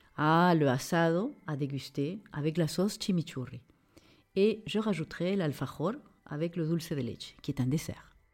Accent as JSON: {"language": "French", "region": "Lima", "country": "Peru", "tie": "born or raised there", "moved": "yes", "said": "ma ville natale, Lima"}